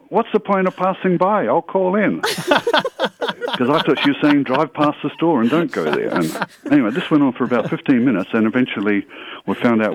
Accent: Australia; also born or lived in Canada; now in Fort Worth, United States; I grew up in Australia

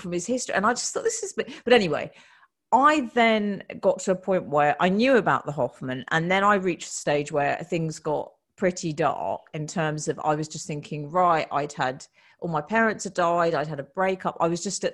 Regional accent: United Kingdom; we're British women

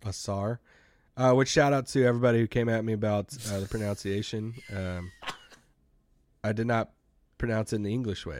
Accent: United States; people call me out for being American

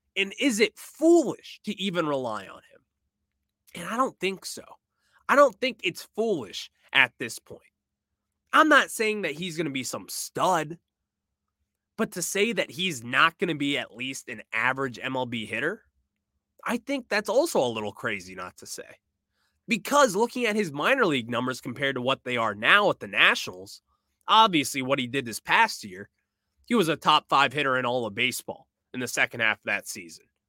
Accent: United States; I am American

